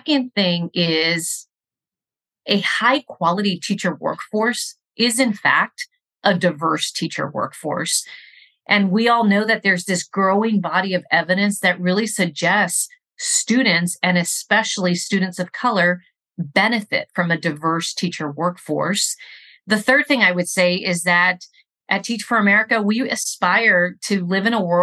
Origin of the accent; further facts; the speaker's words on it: Rio Grande Valley, Texas, United States; I grew up in the Rio Grande Valley, and in my community, we have a population that is predominantly Mexican-American.